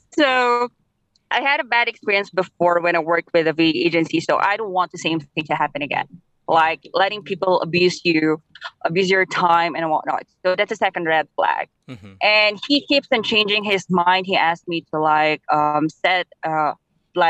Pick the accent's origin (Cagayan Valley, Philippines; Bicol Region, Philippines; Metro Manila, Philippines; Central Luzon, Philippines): Cagayan Valley, Philippines; Nueva Vizcaya; I'm from Nova Vizcaya